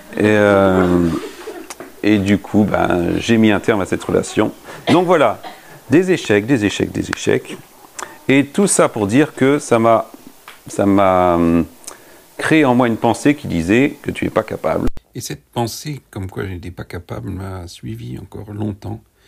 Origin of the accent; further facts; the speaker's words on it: France; Nous avons grandi, nous, quand je dis nous, c'est en tant que Français